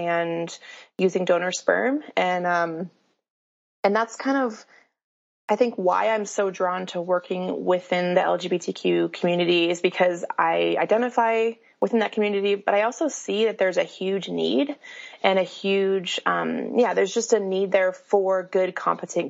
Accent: Colorado, United States; now in Salt Lake City, United States; I grew up in Colorado and have moved around quite a bit

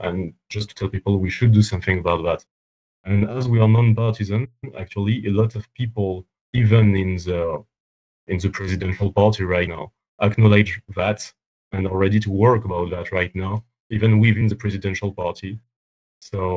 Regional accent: France; in France, as you may know, we have free healthcare for everyone

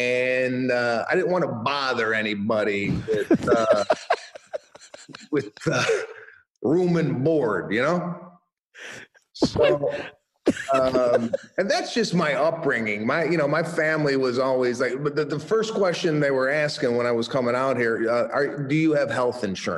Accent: Chicago, Illinois, United States; moved away as an adult; now in Los Angeles, United States; So I started in 1998. I moved out from Chicago to Los Angeles and started kicking around out here. I had no idea like how to get into this, what to do. I come from a middle-class working family.

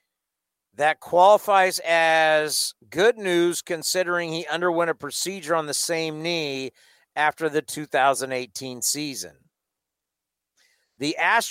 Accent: San Diego, California, United States; I'm from San Diego

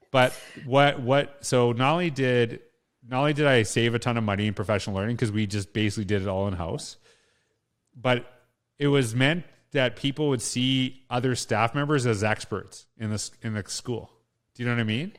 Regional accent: Saskatchewan, Canada; also born or lived in Alberta; now in Edmonton, Canada; I grew up in Canada. I grew up in small town Saskatchewan, lived in Alberta

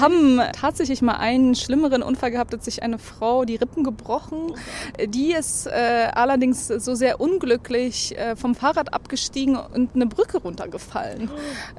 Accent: Berlin, Germany; moved away as an adult; now in Stockholm, Sweden; ich bin Berlinerin äh, und vor allen Dingen genieße ich hier die ganze Natur. Äh, ich kann mir nicht vorstellen, wieder zurück in diese volle, voll bebaute Stadt zu gehen, äh, wo ich eigentlich herkomme

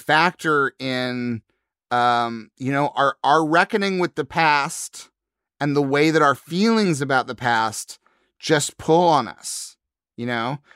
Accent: Missouri, United States; I grew up in Missouri

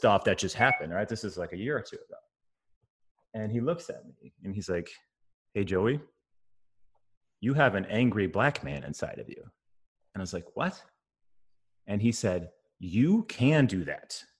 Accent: Wisconsin, United States; a white boy growing up in Wisconsin

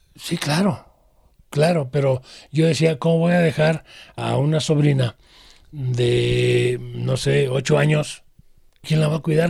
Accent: Guadalajara, Jalisco, Mexico; born or raised there; also born or lived in Arandas, Jalisco

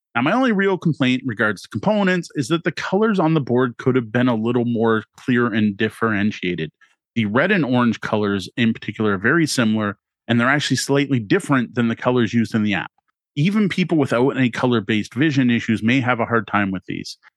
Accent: Canada; having grown up as a Canadian

